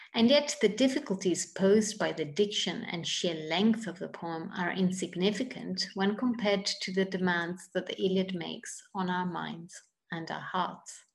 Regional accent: Italy; moved away as an adult; also born or lived in United Kingdom; now in United States; I'm originally from Italy

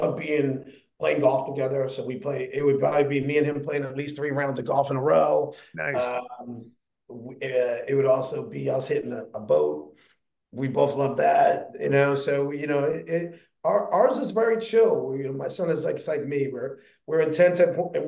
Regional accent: Hillside, New Jersey, United States; it's in New Jersey, but we grew up on Hillside

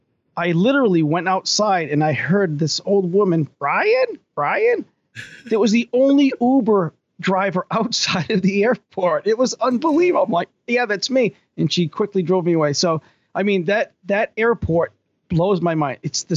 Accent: Tiverton, Rhode Island, United States; now in Middleborough, United States; Yes, exactly. I was raised in Rhode Island, a little town called Tiverton, Rhode Island.

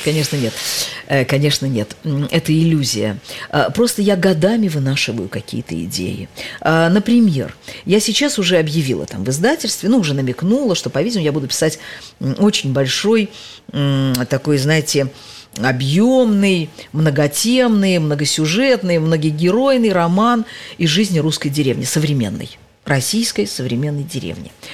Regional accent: Tashkent, Uzbekistan; moved away as an adult; это только город моего детства, юности, молодости, первого неудачного брака

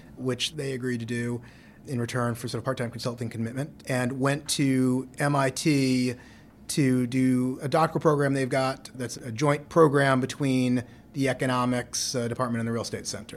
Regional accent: New York City, New York, United States; grew up in New York City in Lower Manhattan

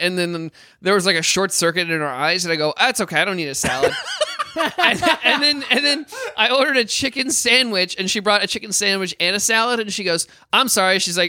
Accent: Midwest, United States; moved away; I'm from the Midwest

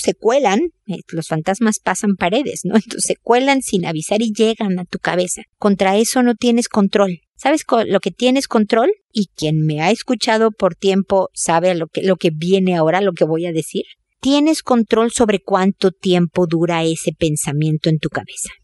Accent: Mexico; moved away as an adult; also born or lived in United States; now in Chile; en México, mi país de origen, en Chile, mi país de adopción

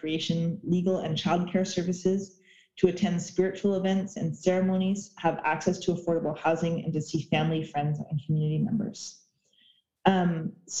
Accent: Oak Bay, British Columbia, Canada; also born or lived in Alert Bay, British Columbia / Bella Bella, British Columbia (ancestral home); I grew up in Oak Bay, that I was an urban Indian from the Yuppie tribe on the Oak Bay Reserve, which if you know Victoria is like a very, very comfortable middle-class neighborhood

